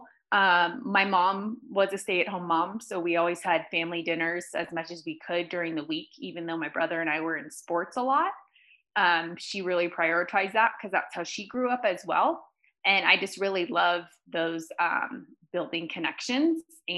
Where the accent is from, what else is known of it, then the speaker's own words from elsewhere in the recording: California, United States; now in Park City, United States; I'm from California. I currently live in Park City, Utah